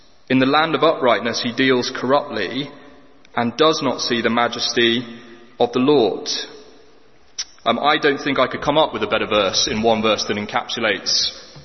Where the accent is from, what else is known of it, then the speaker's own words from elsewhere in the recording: England, United Kingdom; We as the English